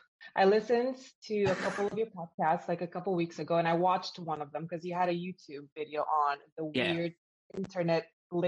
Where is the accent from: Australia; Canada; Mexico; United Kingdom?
Canada; also born or lived in Romania / Florida; now in Amsterdam, Netherlands; I live in Amsterdam right now. I was born in Romania. I grew up in Canada, and I lived in Florida for 20 years.